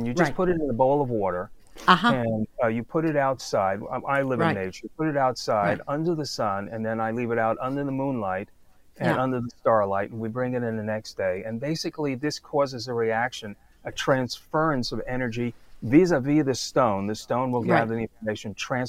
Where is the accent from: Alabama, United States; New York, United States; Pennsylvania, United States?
New York, United States; New York City; moved away as an adult; I grew up in Brooklyn